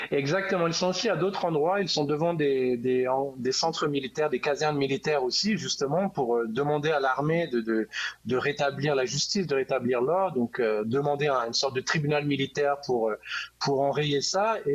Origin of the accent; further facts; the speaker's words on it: France; moved away as an adult; now in Brazil; moi, je suis français, mais ça fait 10 ans que j'habite ici